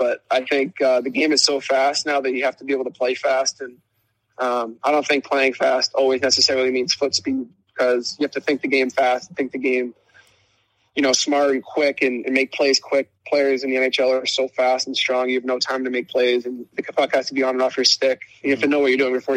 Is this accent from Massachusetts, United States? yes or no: yes; Boston, Massachusetts, United States; growing up in Boston